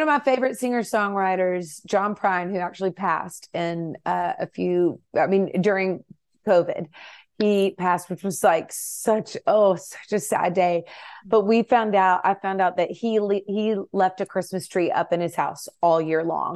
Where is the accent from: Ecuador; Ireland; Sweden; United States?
United States; Nashville, Tennessee; I grew up in Nashville